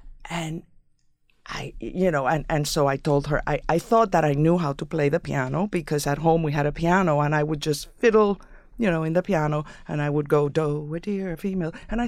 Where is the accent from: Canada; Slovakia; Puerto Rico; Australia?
Puerto Rico; San Juan; English is a second language; moved away as an adult; In San Juan.